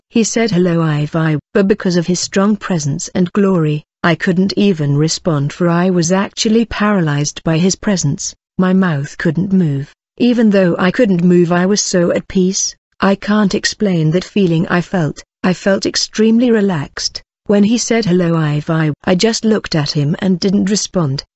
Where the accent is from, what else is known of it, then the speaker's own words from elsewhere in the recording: KwaZulu-Natal, South Africa; I'm from South Africa, in the province of KwaZulu-Natal.